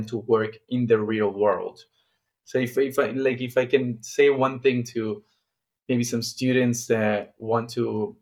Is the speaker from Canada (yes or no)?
no; Milan, Lombardy, Italy; I'm from Milan